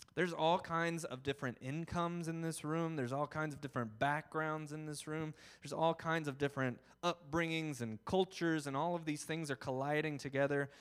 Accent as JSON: {"language": "English", "region": "the South", "country": "United States", "said": "I'm from the South"}